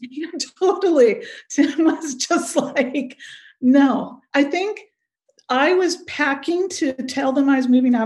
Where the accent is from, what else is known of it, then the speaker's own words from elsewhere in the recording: Pleasanton, California, United States; I grew up in Pleasanton, uh, California, uh, which is outside of the Bay Area